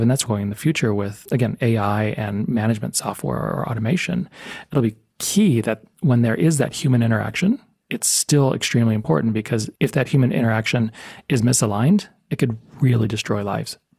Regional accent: El Paso, Texas, United States; now in Tucson, United States; I grew up in El Paso, Texas.

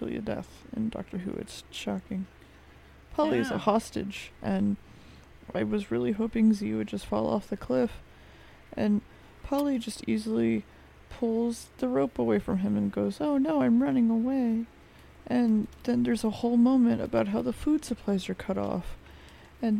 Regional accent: United States; I'm American

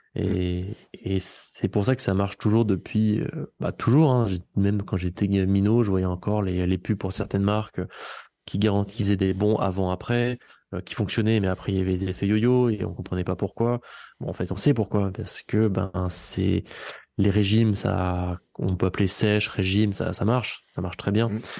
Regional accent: Vichy, Auvergne-Rhône-Alpes, France; je suis d'ici, je suis auvergnat

